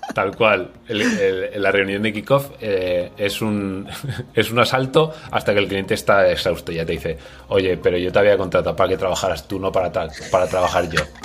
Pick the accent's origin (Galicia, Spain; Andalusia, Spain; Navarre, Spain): Navarre, Spain; now in Valencia, Spain; soy navarro, como Santana, pero vivo en Valencia